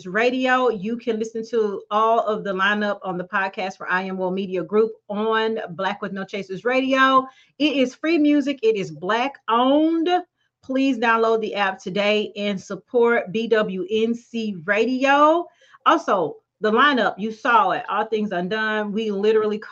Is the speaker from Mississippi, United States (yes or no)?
yes; Brookhaven, Mississippi, United States; my hometown of Brookhaven, Mississippi.